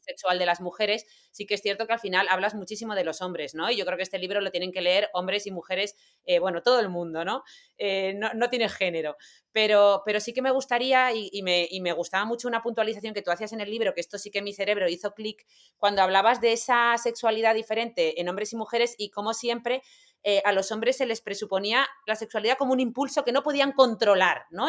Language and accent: Spanish; Granada, Andalusia, Spain; somos de Granada